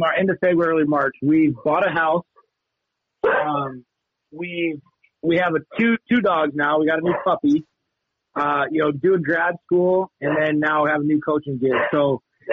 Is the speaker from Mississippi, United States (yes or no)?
no; Missoula, Montana, United States; moved away as an adult; also born or lived in Havre, Montana; now in Kalispell, United States; I'm actually originally from Missoula. So I grew up in Missoula